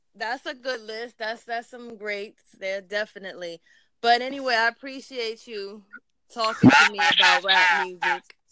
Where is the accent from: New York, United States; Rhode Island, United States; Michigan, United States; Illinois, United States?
New York, United States; I'm actually from New York